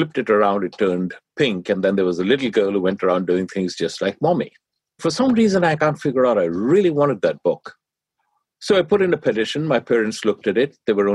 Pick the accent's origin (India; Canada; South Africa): India; now in United States; I grew up in India